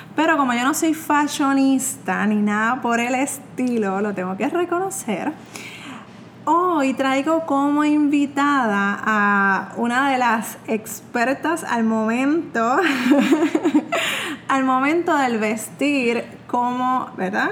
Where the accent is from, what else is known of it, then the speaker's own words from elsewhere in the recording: Puerto Rico; soy de Puerto Rico